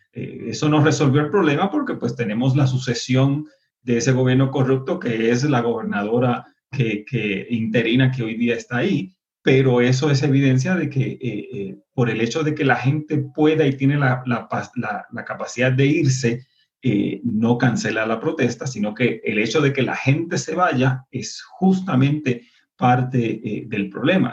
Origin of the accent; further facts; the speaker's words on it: Puerto Rico; now in Colombia; nosotros puertorriqueños